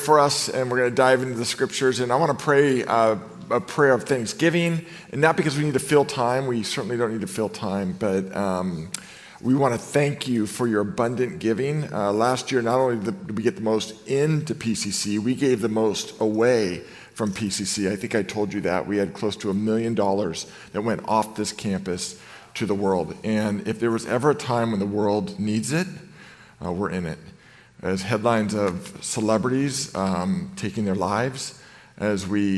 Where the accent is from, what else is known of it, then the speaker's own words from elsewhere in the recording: Novato, California, United States; I grew up in Novato, California